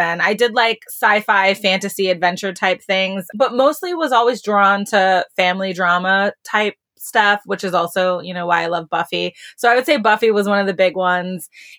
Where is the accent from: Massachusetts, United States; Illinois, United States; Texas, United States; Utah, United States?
Massachusetts, United States; Boston; also born or lived in North Carolina / Cleveland / New York; now in Los Angeles, United States; I grew up mostly in Boston, but also lived in North Carolina and Cleveland for a while, graduated from high school in Cleveland and went to New York for college.